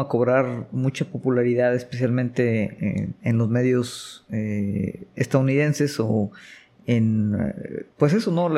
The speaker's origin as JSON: {"language": "Spanish", "country": "Mexico", "said": "como mexicano"}